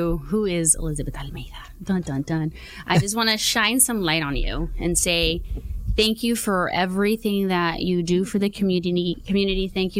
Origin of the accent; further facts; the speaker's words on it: Huntington Park, California, United States; So I grew up in Huntington Park, born and raised out there.